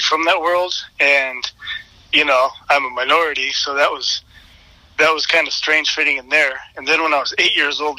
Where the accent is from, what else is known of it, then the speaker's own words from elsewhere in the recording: east side of Washington State, United States; also born or lived in Seattle, Washington; I was born in Seattle, grew up there till I was 5, and then we moved over to the east side of Washington State